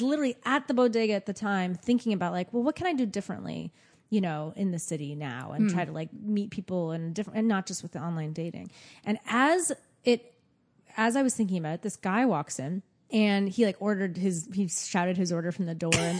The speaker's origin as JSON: {"language": "English", "country": "United States", "lives_now": "New York City, United States", "said": "being the American in London"}